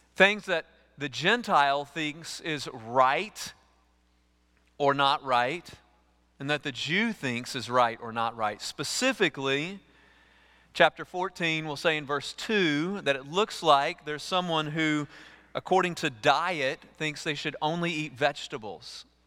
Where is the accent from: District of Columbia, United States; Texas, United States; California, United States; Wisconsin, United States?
Texas, United States; East; I grew up with chickens in East Texas